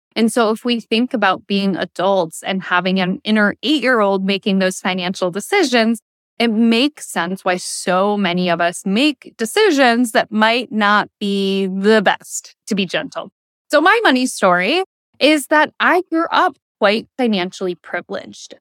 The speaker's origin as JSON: {"language": "English", "region": "the Thumb of Michigan", "country": "United States", "tie": "born or raised there", "also_born_or_lived": "Detroit area, Michigan", "said": "we moved from the Detroit area into the rural thumb of Michigan"}